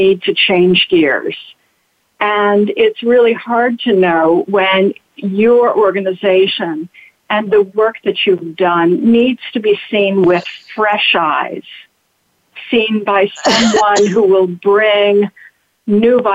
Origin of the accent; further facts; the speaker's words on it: Detroit, Michigan, United States; now in New York City, United States; I grew up in Detroit